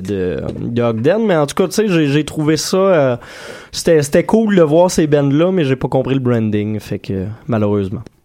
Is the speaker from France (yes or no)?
no; Saint-Hyacinthe, Quebec, Canada; now in Montreal, Canada; mon patelin natal de Saint-Hyacinthe